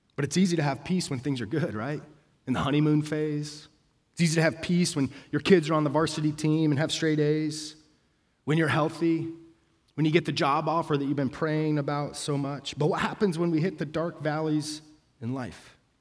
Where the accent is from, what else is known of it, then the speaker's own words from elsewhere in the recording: Denver, Colorado, United States; moved away; I'm from Denver